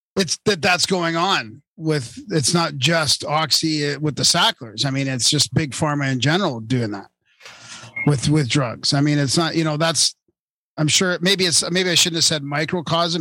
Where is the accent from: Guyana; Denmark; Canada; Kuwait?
Canada; Vancouver, British Columbia; I grew up in Vancouver